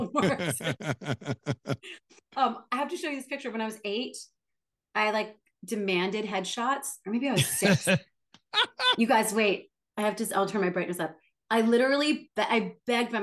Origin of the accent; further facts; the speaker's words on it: Stafford, Virginia, United States; also born or lived in New York; I grew up in Stafford, Virginia.